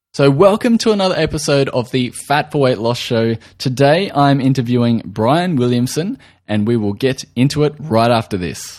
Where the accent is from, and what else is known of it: Australia; accent: Australian